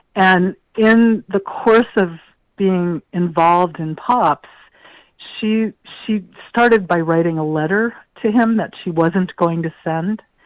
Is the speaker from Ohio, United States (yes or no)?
yes; Ohio, United States; moved away; I grew up in the Midwest